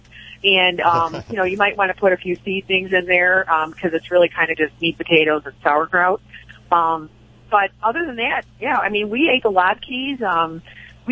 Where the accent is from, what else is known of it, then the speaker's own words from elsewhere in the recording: Chicago, Illinois, United States; I am Irish Catholic from the south side of Chicago